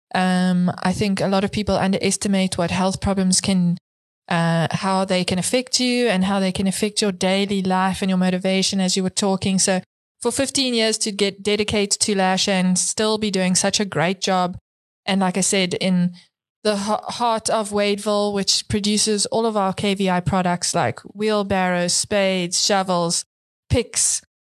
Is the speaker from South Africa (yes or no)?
yes; South Africa; as a fellow South African